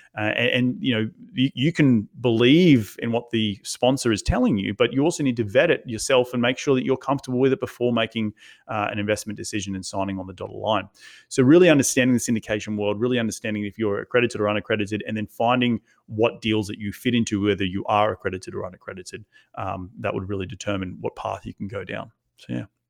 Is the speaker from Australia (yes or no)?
yes; Australia; moved away as an adult; now in United States; went back to Australia a bunch of times to, to, to check on my family 'cause I'm from Australia